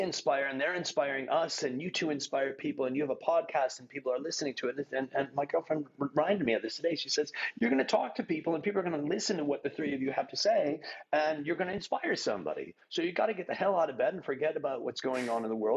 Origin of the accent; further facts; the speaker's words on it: Chicago, Illinois, United States; I'm from Chicago. I'm from there.